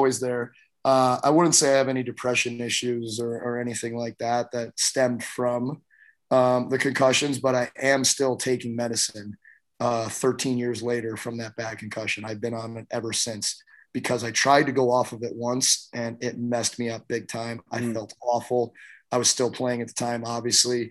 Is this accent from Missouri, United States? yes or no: yes; St. Louis, Missouri, United States; I grew up in St. Louis at a time where teams wouldn't even come play us.